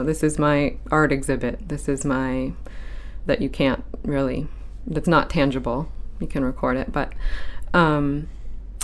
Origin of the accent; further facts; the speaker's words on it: Saco, Maine, United States; now in Portland, United States; I grew up in Saco from age 7 on